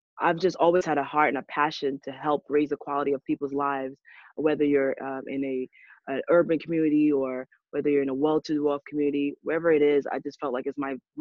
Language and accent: English; New York City, New York, United States; also born or lived in Trinidad and Tobago; now in Atlanta, United States; I'm from New York, not really Brooklyn though, Queens